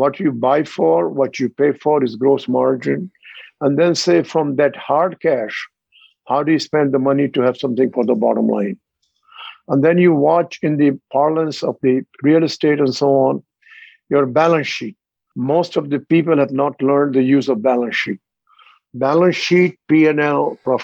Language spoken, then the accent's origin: English; India; moved away as an adult; also born or lived in Australia; I am from India, 36 miles from New Delhi. My childhood was in my shoe shop of my father and my uncle